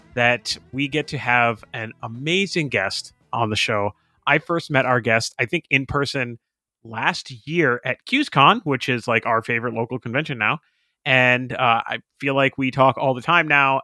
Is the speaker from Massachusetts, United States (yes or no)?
yes; Boston area, Massachusetts, United States; I'm half Irish, blah blah blah, all that stuff that you know people from the Boston area say about Ireland